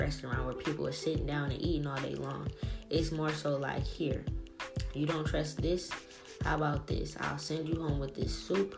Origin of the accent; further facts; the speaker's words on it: the South, United States; I'm from the South